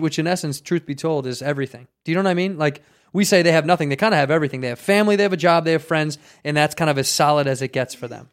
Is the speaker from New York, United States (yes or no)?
no; Chicago, Illinois, United States; now in Southern California, United States; Chicago, my hometown